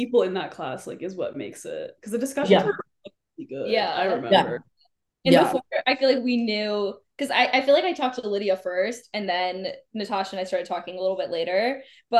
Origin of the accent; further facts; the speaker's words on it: suburbs of Chicago, Illinois, United States; I am 25 years old, and I'm from the suburbs of Chicago.